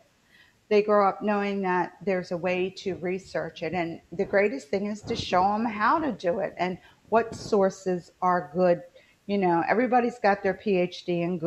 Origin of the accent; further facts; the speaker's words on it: West Virginia, United States; now in the South, United States; I'm living in the South now. I'm originally from West Virginia